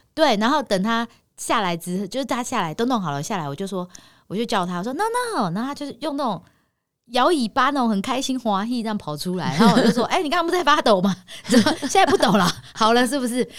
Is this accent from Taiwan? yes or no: yes; Taipei, Taiwan; 我们每次的穿着到哪，人家都知道我们是台北人